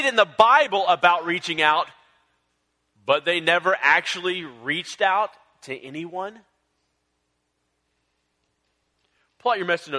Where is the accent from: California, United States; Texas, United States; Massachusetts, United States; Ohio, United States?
Texas, United States; San Antonio; I grew up in San Antonio